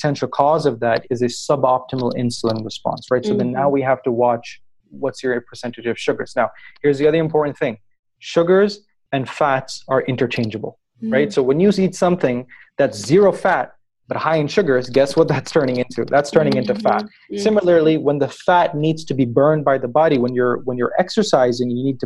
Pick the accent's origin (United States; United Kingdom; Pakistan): Pakistan; I come from Pakistan, which is a country located in Southeast Asia.